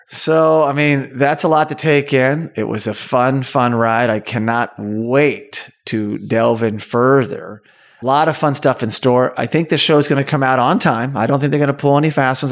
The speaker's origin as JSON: {"language": "English", "town": "Tulsa", "region": "Oklahoma", "country": "United States", "tie": "born or raised there", "said": "my hometown, Tulsa, Oklahoma"}